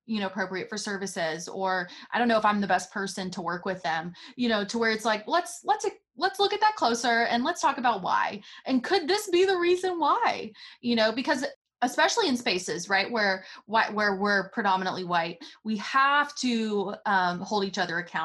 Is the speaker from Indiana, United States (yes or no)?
no; outside of Nashville, Tennessee, United States; I didn't grow up in Nashville, right? I grew up outside of Nashville.